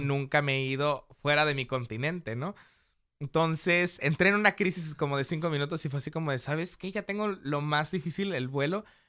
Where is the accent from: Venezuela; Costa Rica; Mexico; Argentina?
Mexico; como mexicanos